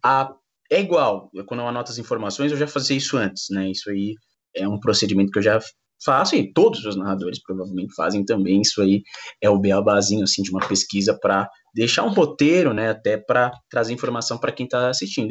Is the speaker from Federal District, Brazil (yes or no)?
no; São Paulo, Brazil; eu sou aqui morador de São Paulo, eu sou da Zona Leste